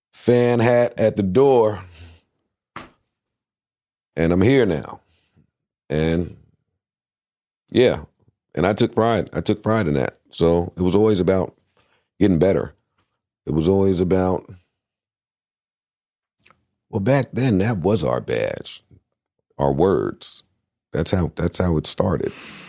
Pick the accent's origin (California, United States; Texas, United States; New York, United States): New York, United States; Queens; I was from Queens, so that was important.